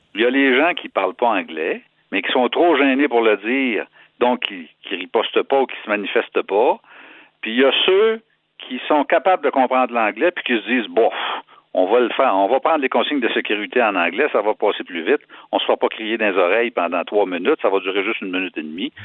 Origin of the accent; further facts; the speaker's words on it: Quebec, Canada; Je suis un Québécois